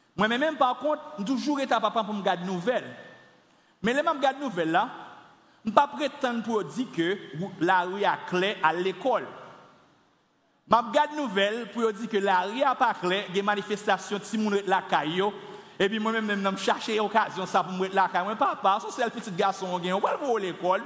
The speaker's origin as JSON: {"language": "French", "town": "Carrefour", "region": "Ouest", "country": "Haiti", "tie": "born or raised there", "said": "j'ai grandi à Carrefour les années 80, 90, 92"}